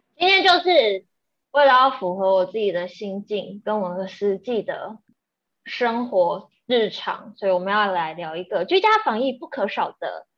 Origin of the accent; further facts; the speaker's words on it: Taiwan; 我们台湾人，就是也，也，有，有比较不好的饮酒文化